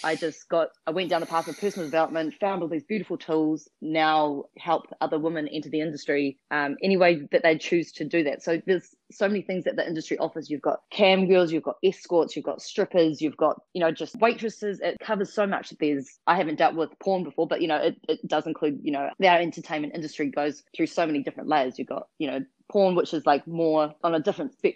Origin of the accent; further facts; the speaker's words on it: New Zealand; moved away as an adult; also born or lived in Western Australia; now in Australia; Australia is my adopted country. So I'm originally from New Zealand and moved over 8.5 years ago.